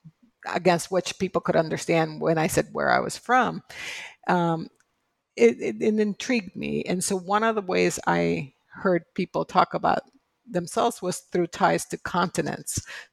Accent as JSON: {"language": "English", "country": "Puerto Rico", "tie": "born or raised there", "said": "because when I was growing up in Puerto Rico, and still to this day, I mean, we have a very clear sense of ourselves as Puerto Ricans."}